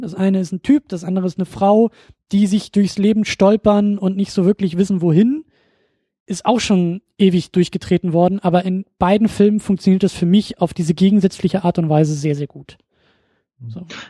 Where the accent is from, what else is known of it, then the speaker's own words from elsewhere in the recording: North Sea coast, Germany; an einem kleinen Ort an der Nordseeküste, ne, da wo ich herkomme